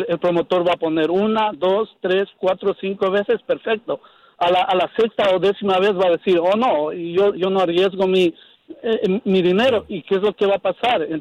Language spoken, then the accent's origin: Spanish; Ecuador; yo soy ecuatoriano